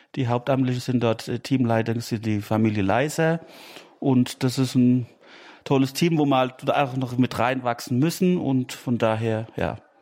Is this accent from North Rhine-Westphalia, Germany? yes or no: no; Schaafheim, Hesse, Germany; Ich komme aus Schafheim, das ist näher Aschaffenburg